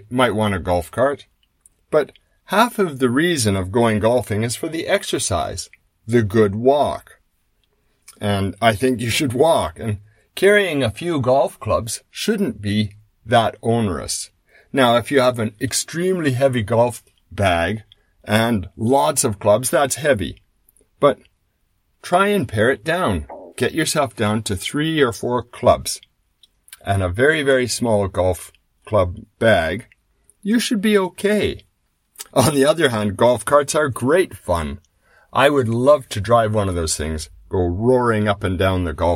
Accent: Canada; When I was a boy growing up in Canada

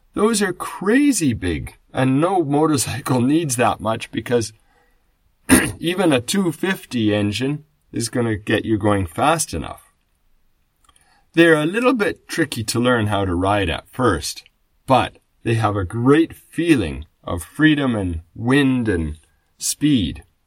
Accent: Canada; moved away as an adult; now in Japan; When I was growing up in Canada

